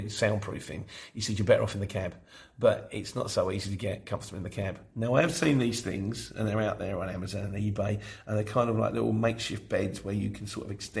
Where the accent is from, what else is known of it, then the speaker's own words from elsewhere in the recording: Luton, East of England, United Kingdom; moved away; also born or lived in London; I was born in Luton, but I spent 25 years as a London street market trader